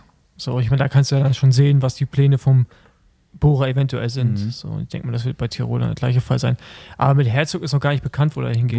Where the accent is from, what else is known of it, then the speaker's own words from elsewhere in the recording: Germany; wir sind ja Deutsche und wir sprechen ja, wie wir es lesen